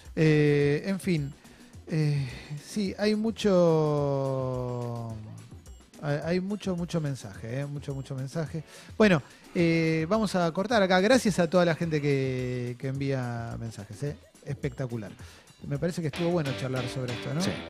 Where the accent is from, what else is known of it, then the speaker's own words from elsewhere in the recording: Argentina; como argentino